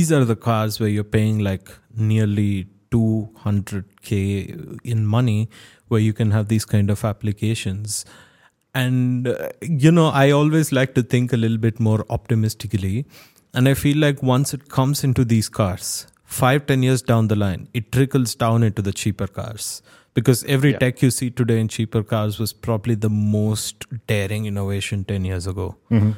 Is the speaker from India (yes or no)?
yes; India; I come from India